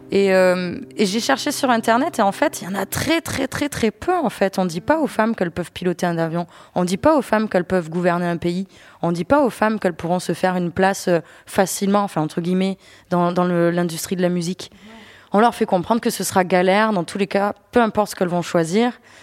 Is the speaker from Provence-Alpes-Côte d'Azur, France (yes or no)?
yes; Avignon, Provence-Alpes-Côte d'Azur, France; moved away as an adult; now in Paris, France; chez moi à Avignon